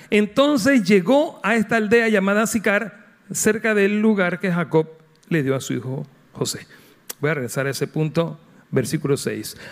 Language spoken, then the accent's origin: Spanish; Panama